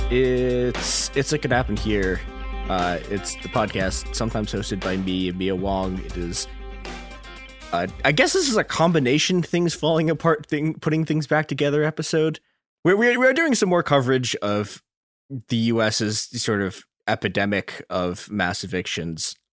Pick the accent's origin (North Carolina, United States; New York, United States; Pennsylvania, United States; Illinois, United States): Illinois, United States; Chicago; my hometown, Chicago